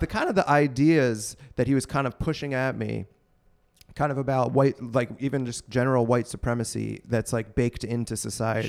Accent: Pittsburgh, Pennsylvania, United States; moved away; also born or lived in Maryland; I'm from Pittsburgh

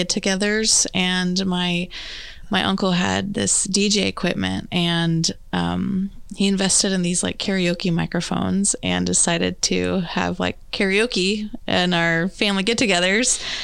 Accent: Kansas City, Missouri, United States; I was born in North Kansas City, so born and raised Kansas City

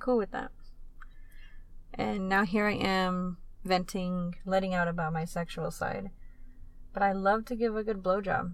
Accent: Tucson, Arizona, United States; here in Tucson, my hometown

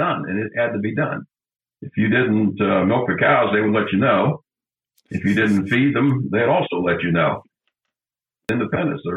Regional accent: Ohio, United States; moved away as an adult; now in Alexandria, Virginia, United States; I was born in Ohio on a farm

